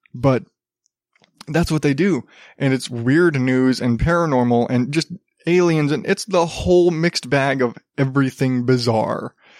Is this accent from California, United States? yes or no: no; Arizona, United States; growing up in Arizona